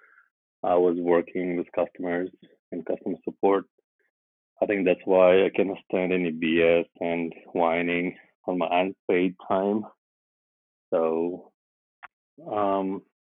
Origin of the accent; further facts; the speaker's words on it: Vladivostok, Primorsky Krai, Russia; English is a second language; moved away as an adult; now in Shanghai, China; I'm from Russia. From a small town called Vladivostok